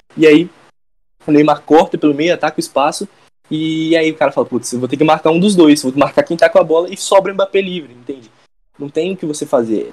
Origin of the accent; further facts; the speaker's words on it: Espírito Santo, Brazil; sou do Espírito Santo